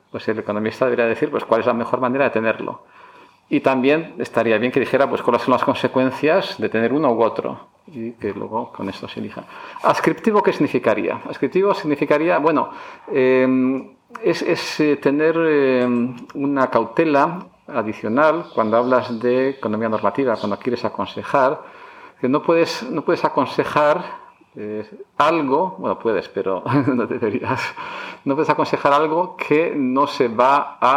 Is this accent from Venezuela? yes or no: no; Barakaldo, Basque Country, Spain; born there; also born or lived in United States; now in Madrid, Spain; Soy nacido en Baracaldo, vasco de padres gallegos, padres inmigrantes.